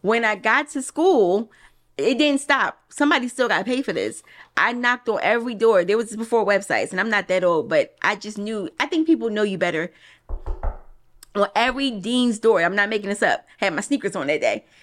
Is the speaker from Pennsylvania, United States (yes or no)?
yes; Philadelphia, Pennsylvania, United States; I'm from Philly